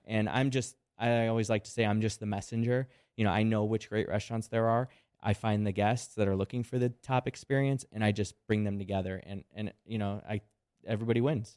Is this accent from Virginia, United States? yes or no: no; Chicago, Illinois, United States; I'm from Chicago.